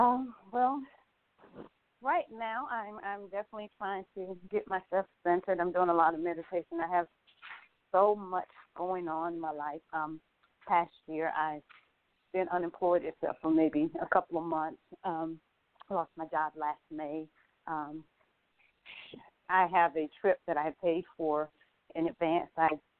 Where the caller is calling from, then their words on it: Atlanta, Georgia, United States; I'm calling from Atlanta, Georgia.